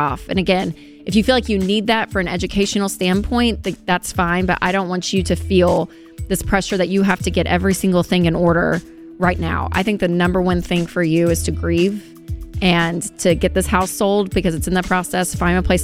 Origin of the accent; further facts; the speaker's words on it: the South, United States; accent: southern; That was my southern accent coming through